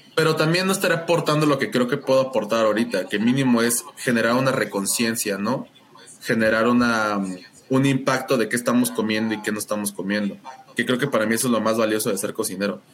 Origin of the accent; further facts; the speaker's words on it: Mexico; como todo niño mexicano